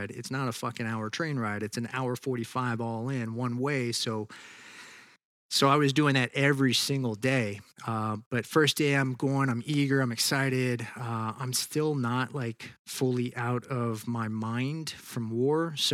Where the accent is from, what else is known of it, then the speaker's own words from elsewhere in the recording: Tennessee, United States; also born or lived in Texas; I was born in Texas and we kind of moved around and ended up in Tennessee. Went to high school there.